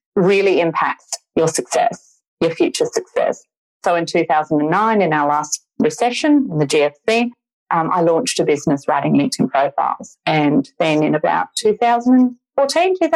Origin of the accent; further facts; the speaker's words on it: Perth, Western Australia, Australia; moved away as an adult; now in Sydney, Australia; I'm not from Sydney originally. I'm originally from Perth